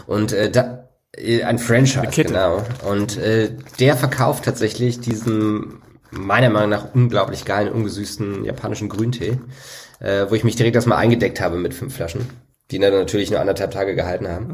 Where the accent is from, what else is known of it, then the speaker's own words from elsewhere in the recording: the East, eastern Germany, Germany; bei uns im Osten